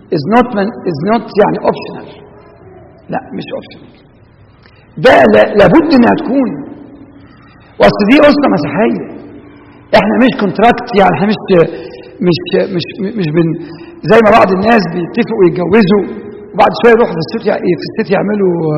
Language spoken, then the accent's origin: Arabic; Egypt; moved away; احنا بلادنا في مصر